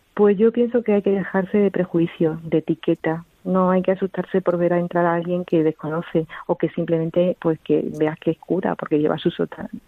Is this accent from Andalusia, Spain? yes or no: yes; Jaén, Andalusia, Spain; now in Toledo, Spain; nosotros no somos de aquí, de Toledo, somos de Jaén